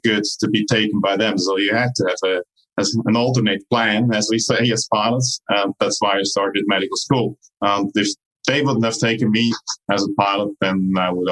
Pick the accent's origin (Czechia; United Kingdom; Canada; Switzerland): Switzerland; Zurich; also born or lived in San Diego; I was born in Switzerland, actually in the city of Zurich. I did my normal schooling there, college, and started university